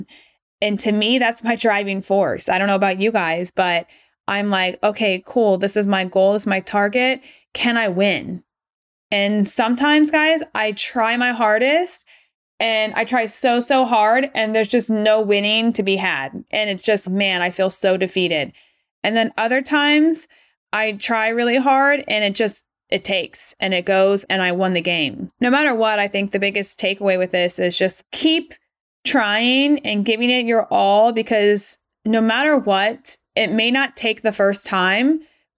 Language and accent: English; Atlanta, Georgia, United States; moved away as an adult; also born or lived in Rochester, New York / Portland, Oregon / Irvine, California; I'm from Atlanta, Georgia. I was born and raised there all the way up until grad school